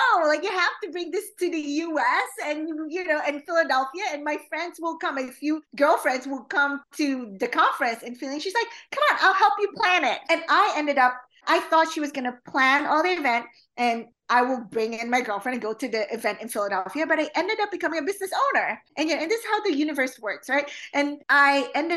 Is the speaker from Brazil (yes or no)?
no; Philippines; now in United States; growing up in the Philippines and growing up in an all-girls school